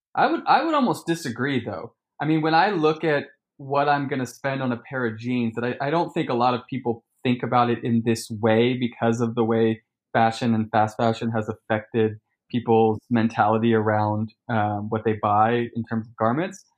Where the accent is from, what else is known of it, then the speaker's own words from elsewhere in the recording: Sacramento, California, United States; moved away; I come from Sacramento